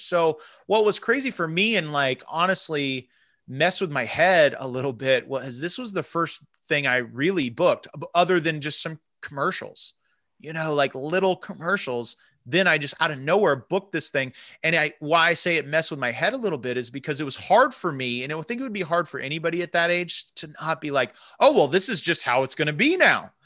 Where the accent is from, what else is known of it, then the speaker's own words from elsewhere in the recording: Central Florida, United States; moved away; I'm from Central Florida originally